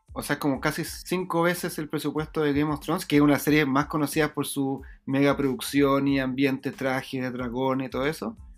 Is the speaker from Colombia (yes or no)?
no; Chile; yo soy chileno